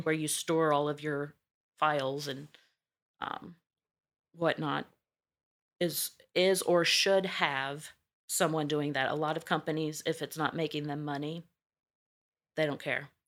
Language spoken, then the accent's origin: English; Missouri, United States; accent: twang; moved away; originally, I'm from Missouri, a very small town